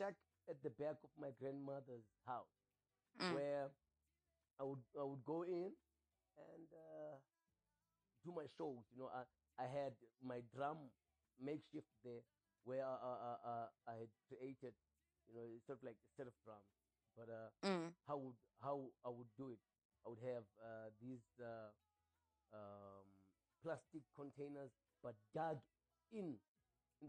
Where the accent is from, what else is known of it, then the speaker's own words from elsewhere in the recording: Cape Town, Western Cape, South Africa; I was born in Cape Town